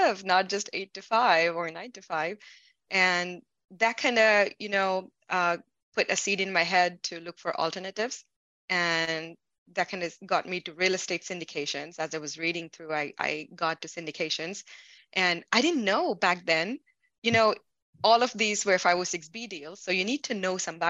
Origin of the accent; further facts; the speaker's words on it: India; moved away as an adult; also born or lived in Missouri, United States; now in Seattle, United States; I'm an immigrant from India